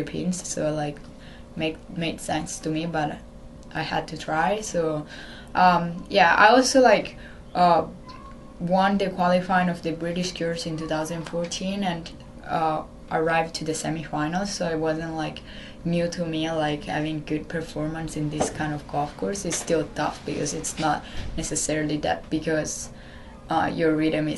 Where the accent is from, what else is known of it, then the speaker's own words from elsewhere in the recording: Italy; English is a second language; moved away as an adult; now in Maryland, United States; I'm traveling with the Italian national team since I was 12.